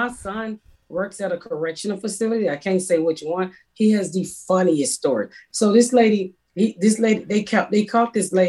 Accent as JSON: {"language": "English", "region": "the South", "country": "United States", "said": "I'm from the South, and that's what we did."}